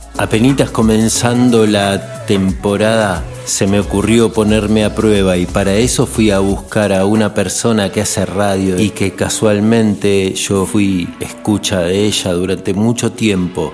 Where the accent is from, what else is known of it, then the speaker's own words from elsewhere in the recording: western Greater Buenos Aires, Buenos Aires Province, Argentina; el conurbano oeste? Pasa que de ahí vengo